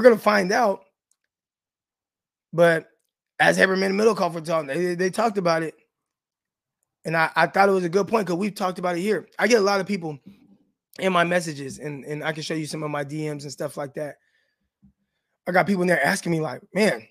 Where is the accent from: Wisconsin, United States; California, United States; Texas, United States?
California, United States; Stockton; moved away as an adult; also born or lived in Arkansas; now in Monticello, United States; I'm from Stockton, California. All right, Real 209 and Northside. And I live in Arkansas